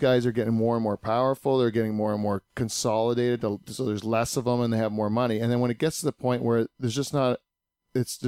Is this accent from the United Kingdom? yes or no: no; Canada; up here in Canada